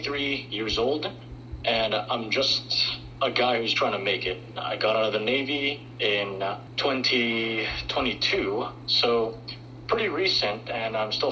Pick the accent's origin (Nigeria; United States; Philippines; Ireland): Philippines; Manila, Metro Manila; moved away; I came from Metro Manila, so okay. The Americanized part of it. I was a city boy.